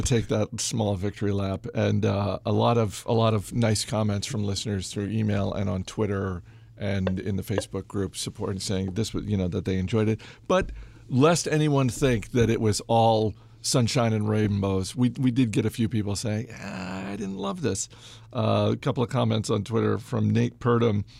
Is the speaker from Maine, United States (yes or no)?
yes; Maine, United States; my home state of Maine